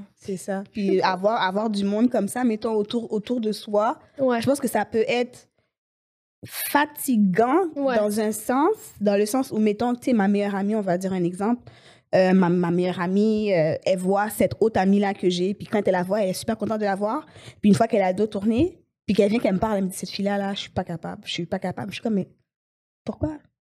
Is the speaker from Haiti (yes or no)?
yes; Haiti; now in Montreal, Canada; je suis née à Montréal, Ok. mais j'ai grandi en Haïti.